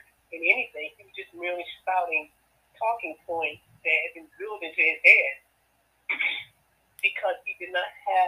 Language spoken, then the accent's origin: English; South Georgia, United States; moved away as an adult; now in Atlanta, United States; I'm from South Georgia